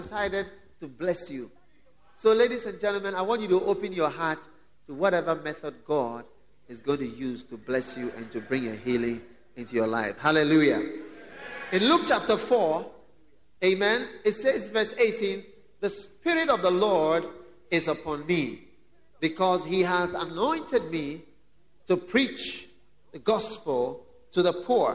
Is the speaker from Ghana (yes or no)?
yes; Ghana; I've been in Ghana for some time. I'm also a Ghanaian.